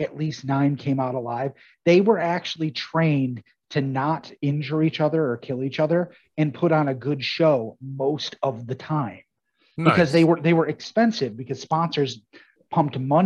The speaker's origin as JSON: {"language": "English", "town": "Altmar", "region": "New York", "country": "United States", "tie": "born or raised there", "said": "I'm from Altmar, Williamstown area"}